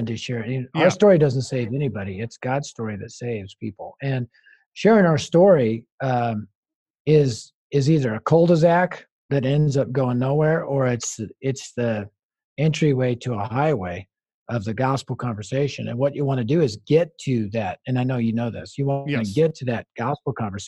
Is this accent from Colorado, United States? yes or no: yes; Denver, Colorado, United States; I'm from Denver.